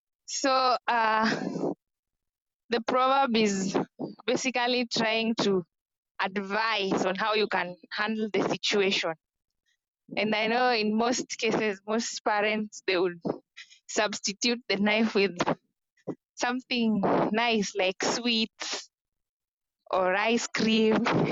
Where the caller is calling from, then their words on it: Kenya; This is …. I'm joining from Kenya, and right now I'm in Kaloleni.